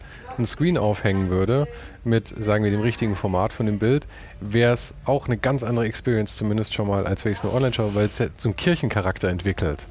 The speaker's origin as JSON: {"language": "German", "town": "Munich", "region": "Bavaria", "country": "Germany", "tie": "born or raised there", "said": "ich bin geborener Münchner"}